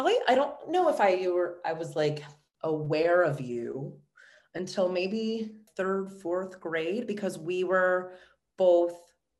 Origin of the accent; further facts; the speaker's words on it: Orchard Park, New York, United States; I was born and raised in Buffalo. I grew up in Orchard Park, obviously, which is a small suburb just outside of the city of Buffalo